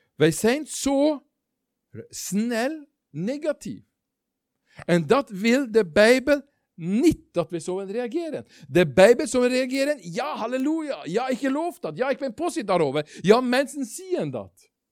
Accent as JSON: {"language": "Dutch", "country": "Norway", "second_language": "Dutch", "moved": "yes", "said": "Ik ben geen Belg. Dat horen jullie, dat weten jullie. Ik kom uit Noorwegen."}